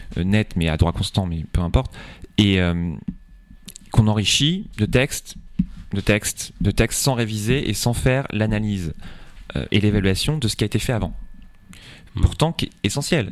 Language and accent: French; Centre-Val de Loire, France; Chez nous, en Indre-et-Loire